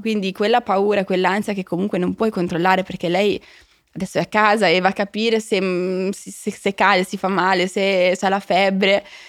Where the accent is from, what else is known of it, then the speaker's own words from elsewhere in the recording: Milan, Lombardy, Italy; moved away; io sono cresciuta a Milano